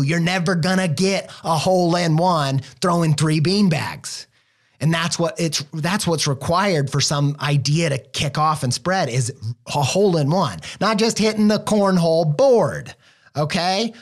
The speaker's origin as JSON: {"language": "English", "region": "Indiana", "country": "United States", "moved": "yes", "lives_now": "Columbus, Ohio, United States", "said": "I'm from the Midwest. Indiana boy, now living in Ohio"}